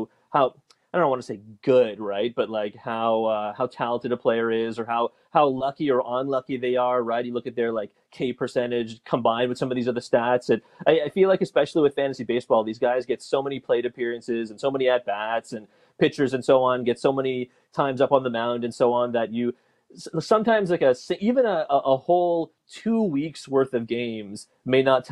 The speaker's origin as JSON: {"language": "English", "town": "Toronto", "region": "Ontario", "country": "Canada", "tie": "born or raised there", "said": "I'm born and raised in Toronto"}